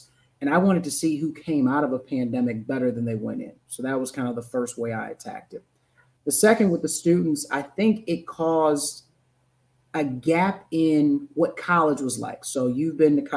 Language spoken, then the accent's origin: English; St. Louis, Missouri, United States; born and raised in St. Louis, Missouri. So from the Midwest